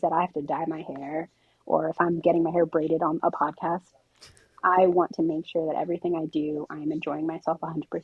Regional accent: Princeton, New Jersey, United States; I grew up right next to Princeton University. I grew up in Princeton. I am a Princeton kid through and through.

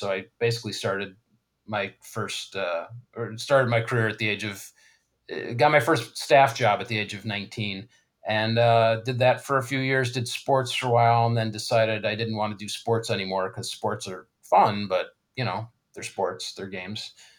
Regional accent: Tucson, Arizona, United States; also born or lived in Chicago, Illinois; I went to high school in Tucson, Arizona. I was born in Chicago, went to high school in Tucson

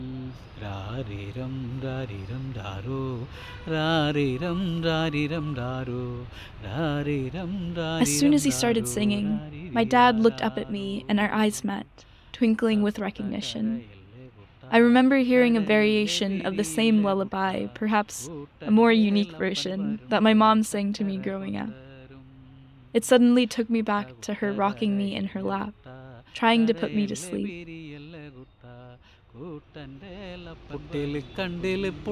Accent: Wyoming, United States; As a kid growing up in the middle of nowhere, Wyoming

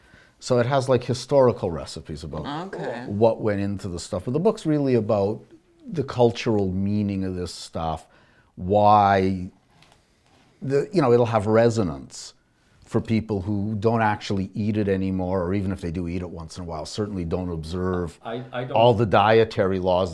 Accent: Alberta, Canada; I grew up in Alberta.

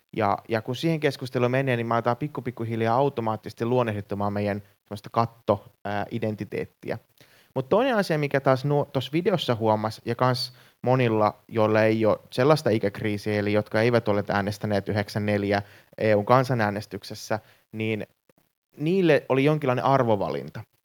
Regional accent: Finland; mä oon syntynyt Suomessa, mä oon syntynyt intialaistaustaiseen perheeseen, mutta meidän perhe on ollut niinku kolmatta sukupolvea Suomessa

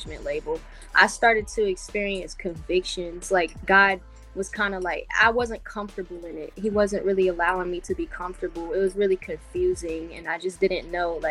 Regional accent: Wilmington, North Carolina, United States; I'm from Wilmington, North Carolina

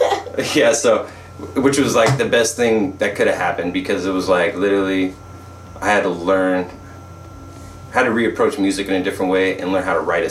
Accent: Santa Barbara, California, United States; also born or lived in New York / Nashville / Los Angeles; I'm homegrown. I'm Santa Barbara born and raised.

